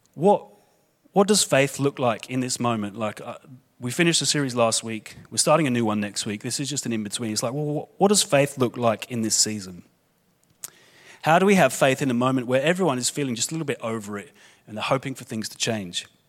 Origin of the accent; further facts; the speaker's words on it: London, United Kingdom; moved away; I was born in London, England. You'll be able to hear my accent